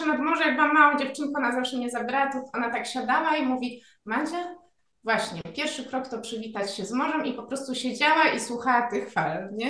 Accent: Wrocław, Lower Silesian Voivodeship, Poland; born there; Ja akurat nie mam takiego doświadczenia, bo we Wrocławiu się urodziłam, z którego e, w tym roku właściwie się wymeldowałam i uciekłam do lasu.

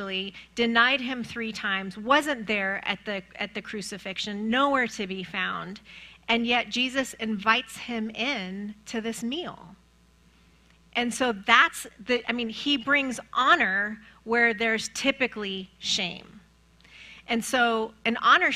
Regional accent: Iran; moved away; I'm from Iran

